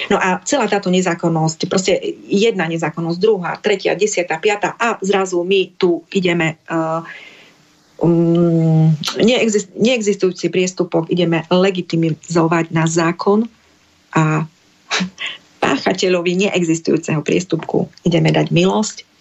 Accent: eastern Slovakia, Slovakia; u nás na východe

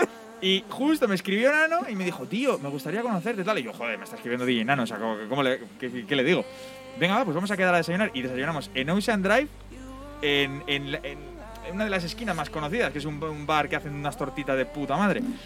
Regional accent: Bilbao, Basque Country, Spain; soy de Bilbao

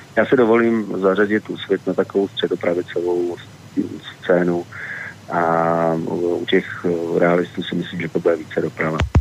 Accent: Prague, Czechia; moved away as an adult; now in Central Bohemian Region, Czech Republic; narodil jsem se v Praze, žil jsem tam celý život, ve středních Čechách vlastně teď posledních deset let

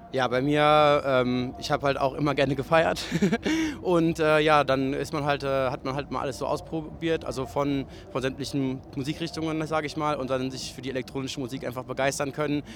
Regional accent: Cologne, North Rhine-Westphalia, Germany; als Kölner

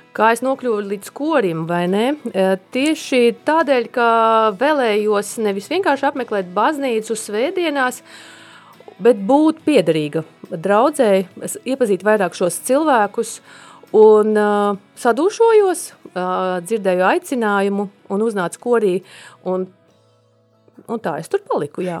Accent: Latgale, Latvia; now in Sigulda, Latvia; es esmu no Latgales un man ticība ir saknēs manā ģimenē

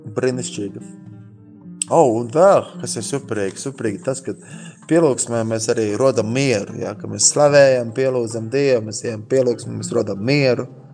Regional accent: Latvia; esam Latvijā, esam latvieši

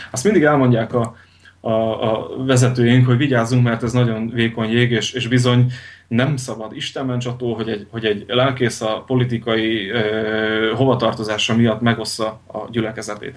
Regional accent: Veľké Trakany, Košice Region, Slovakia; now in Western Slovakia, Slovakia; Nagy tárkányból. Nagy nagy tárkányból származom

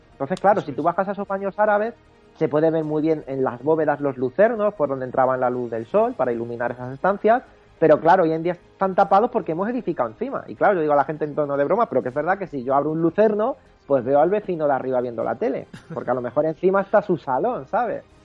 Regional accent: Toledo, Castilla-La Mancha, Spain; ni los propios toledanos

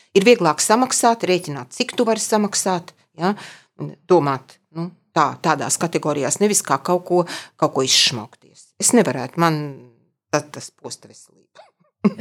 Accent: Ogre, Vidzeme, Latvia; also born or lived in Dunika / Jaunjelgava; es esmu izaugusi tiešām kā vidzemniece

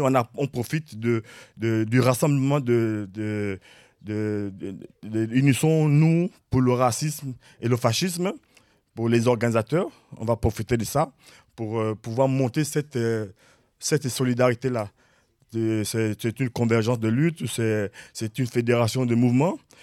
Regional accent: Gabon; now in Rennes, France; je viens du Gabon. Je suis à Rennes

